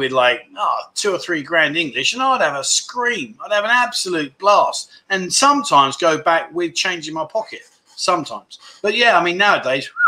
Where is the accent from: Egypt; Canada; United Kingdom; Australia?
Australia; Melbourne, Victoria; I'm from Melbourne, the nanny steak.